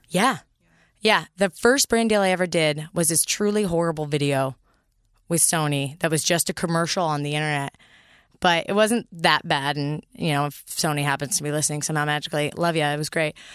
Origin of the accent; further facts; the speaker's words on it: San Mateo, California, United States; also born or lived in Berkeley, California; I grew up in, uh, the Bay Area, so San Francisco, adjacent